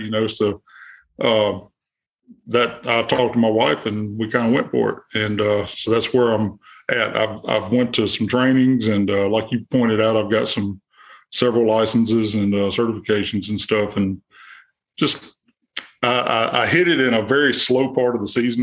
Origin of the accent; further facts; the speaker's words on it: Monroe, Louisiana, United States; I'm from Monroe, Louisiana, kind of in the northeast part of the state.